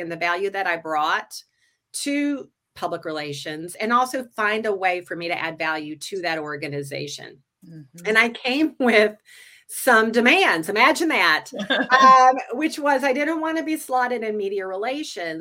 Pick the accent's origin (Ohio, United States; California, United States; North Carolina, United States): North Carolina, United States; moved away as an adult; now in Twin Cities, United States; I'm from the South. I grew up in North Carolina